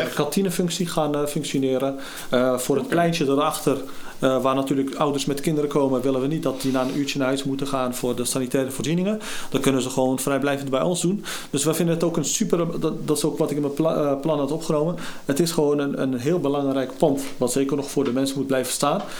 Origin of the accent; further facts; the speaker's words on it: Gorinchem, South Holland, Netherlands; geboren en getogen in Gorkum, dan in de Haarwijk